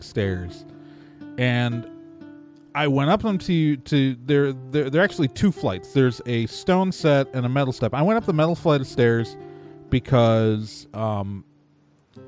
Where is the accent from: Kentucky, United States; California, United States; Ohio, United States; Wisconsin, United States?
Wisconsin, United States; Wauwatosa; I grew up in the Milwaukee suburbs. I went to Wauwatosa East High School